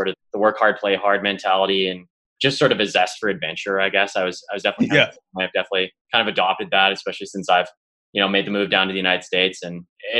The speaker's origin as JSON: {"language": "English", "town": "Calgary", "region": "Alberta", "country": "Canada", "tie": "born or raised there", "moved": "as an adult", "lives_now": "Denver, United States", "said": "I'm from Calgary, Alberta, born and raised. You know, for the Americans, I guess, listening in, it's just straight north of Montana."}